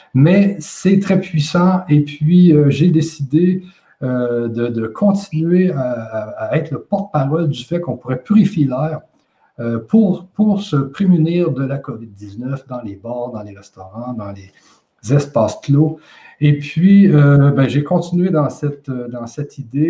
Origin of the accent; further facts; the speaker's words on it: Quebec, Canada; je suis du Québec, tout simplement une personne comme les 8 millions d'habitants